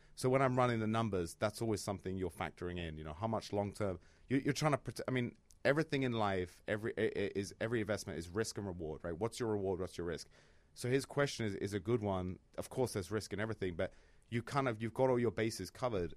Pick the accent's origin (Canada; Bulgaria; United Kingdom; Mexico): United Kingdom; London; moved away as an adult; now in Chicago, United States; I'm from London